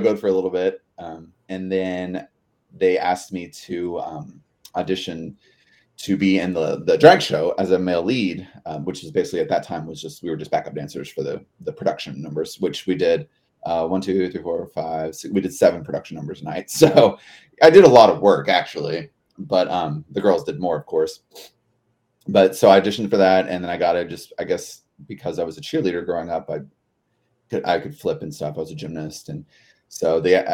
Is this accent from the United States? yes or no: yes; Louisville, Kentucky, United States; I am from Louisville, Kentucky, born and raised, and I currently live here as well.